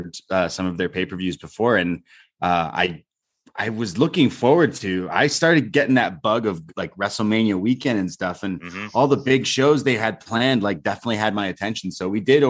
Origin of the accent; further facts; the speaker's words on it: Canada; I'm a Canadian